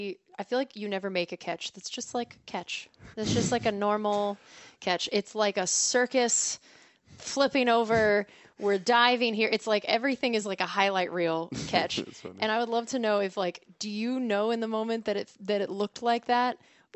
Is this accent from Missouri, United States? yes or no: yes; Missouri, United States; Again, I came from Missouri, and I literally said, I was like, nope, done.